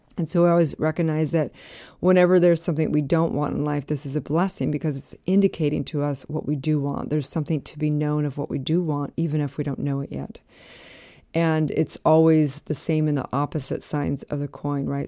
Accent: Santa Barbara, California, United States; moved away as an adult; also born or lived in Utah; I was from Santa Barbara.

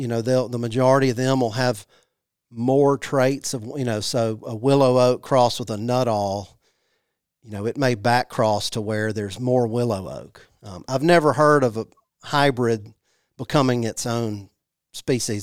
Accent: Jackson, Mississippi, United States; I grew up in Jackson, Missi-, Mississippi.

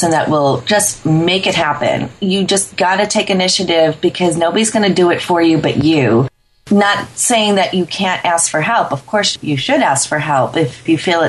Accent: Chicago, Illinois, United States; When I was 10 years old, growing up in the Chicagoland area

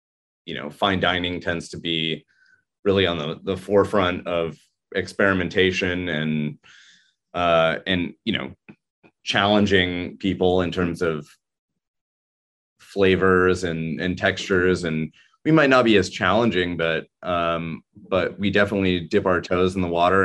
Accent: Santa Monica, California, United States; moved away as an adult; also born or lived in New York; I moved back to California, which is my home state. I grew up in Santa Monica here

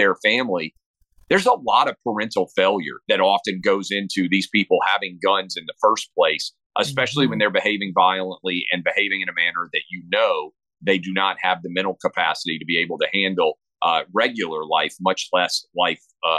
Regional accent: the South, United States; I grew up in the South, so I grew up around guns.

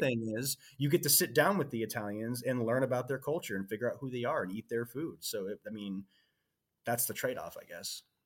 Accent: Seattle, Washington, United States; I was born in Seattle, Washington

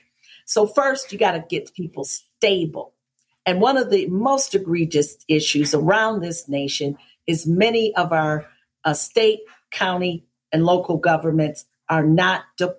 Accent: Detroit, Michigan, United States; now in Atlanta, United States; my hometown was and kind of still is in Detroit

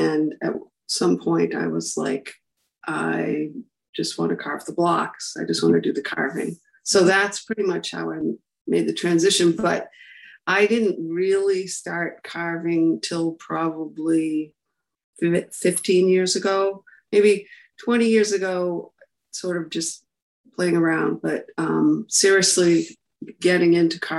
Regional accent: Tilton, New Hampshire, United States; also born or lived in Plymouth, New Hampshire; So I grew up in Tilton

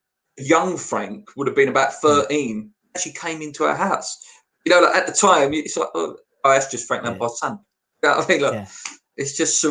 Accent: Canning Town, London, United Kingdom; I'm originally from Canning Town, obviously.

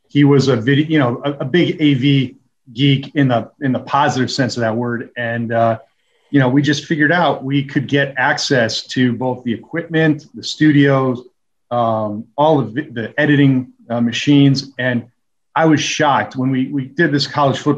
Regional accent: Park Ridge, Illinois, United States; Grew up in Park Ridge, just outside of Chicago.

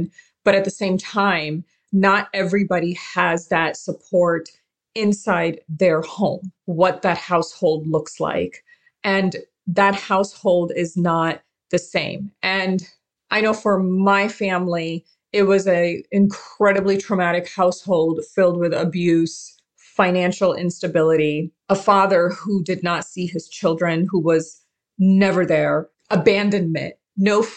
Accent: Karachi, Sindh, Pakistan; also born or lived in Arizona; now in United States; I was born in Karachi, as was my mom

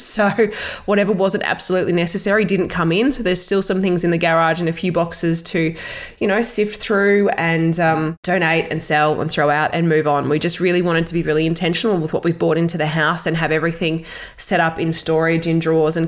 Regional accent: Australia; also born or lived in Melbourne; back in my hometown

